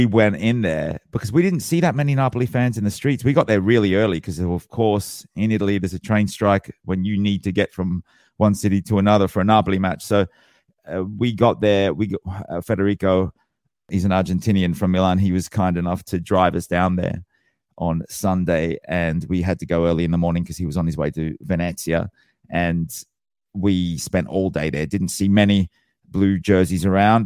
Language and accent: English; Australia; being born and bred in Australia